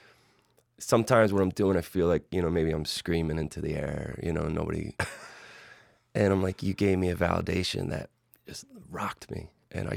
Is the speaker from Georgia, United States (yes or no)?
no; Philadelphia, Pennsylvania, United States; growing up in Philly